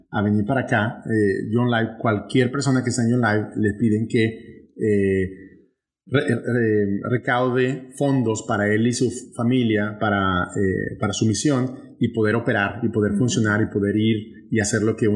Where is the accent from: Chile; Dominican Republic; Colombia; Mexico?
Mexico; northern Mexico; accent: northern Mexican; moved away; traigo un regionalismo muy marcado, muy marcado al norte de México y muy marcado simplemente para un grupo de gente. Mi español es así.